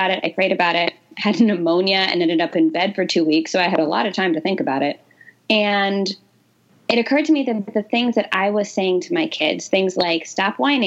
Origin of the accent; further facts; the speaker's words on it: New Jersey, United States; So I grew up in New Jersey.